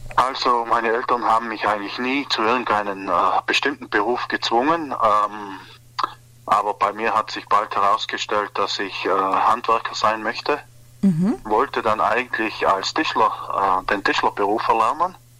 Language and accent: German; South Tyrol, Trentino-Alto Adige, Italy; bei uns in Südtirol